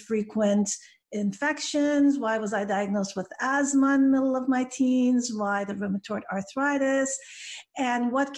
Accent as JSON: {"language": "English", "town": "Vancouver", "region": "British Columbia", "country": "Canada", "tie": "born or raised there", "second_language": "English", "moved": "as an adult", "lives_now": "United States", "said": "my hometown in Vancouver, Canada"}